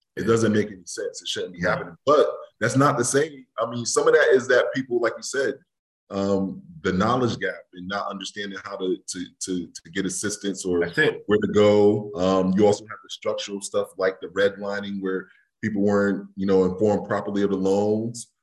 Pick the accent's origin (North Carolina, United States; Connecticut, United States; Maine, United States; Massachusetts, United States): Connecticut, United States; New Haven; growing up in New Haven